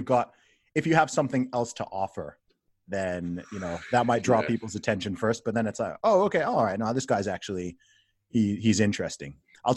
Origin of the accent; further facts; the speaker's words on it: Saudi Arabia; Like, again, I said, I grew up in Saudi Arabia where you've got certain blasphemy laws and stuff like that.